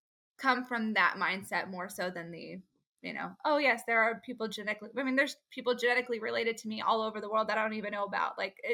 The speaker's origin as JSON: {"language": "English", "town": "Fort Worth", "region": "Texas", "country": "United States", "tie": "born or raised there", "said": "It was just my hometown, my backyard."}